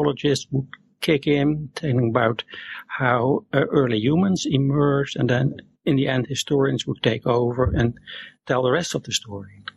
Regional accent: Netherlands; also born or lived in Zurite, Peru; born and raised in the Netherlands. I'm still living here.

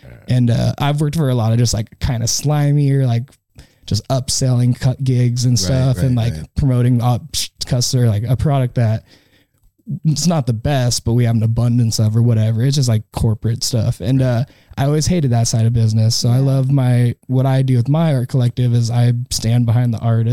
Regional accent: the Northwest, Pacific Northwest, United States; we're from the Northwest. Or I'm from the Northwest

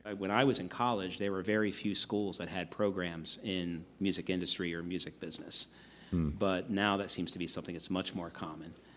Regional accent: Wilmington, Delaware, United States; moved away as an adult; also born or lived in Syracuse, New York; I was born in Wilmington and grew up in Delaware through high school.

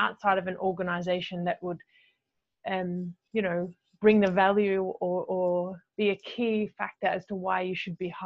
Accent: Australia; moved away as an adult; now in Dubai, United Arab Emirates; I am from Australia, as you mentioned. I am Australian, but as you mentioned, living in Dubai.

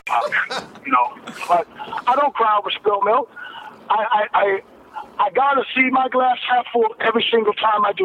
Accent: Ohio, United States; I'm from Ohio, Midwest, you know, farmers

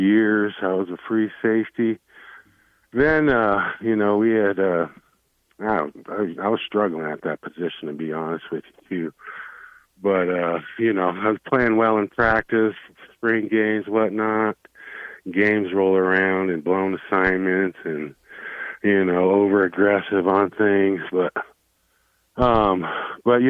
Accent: Cheyenne, Wyoming, United States; I'm from Cheyenne

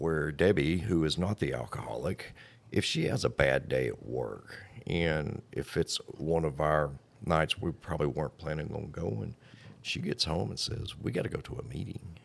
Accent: Blanchard, Louisiana, United States; I'm from Blanchard

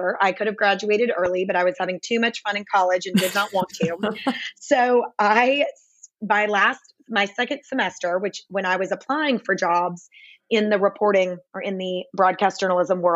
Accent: Nashville, Tennessee, United States; moved away as an adult; also born or lived in Dallas, Texas / Fort Worth, Texas; I am born and raised in Nashville, Tennessee.

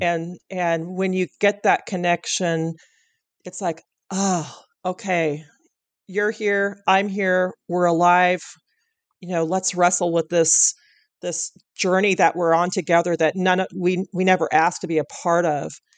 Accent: Pacific Northwest, United States; you and I come from the Pacific Northwest

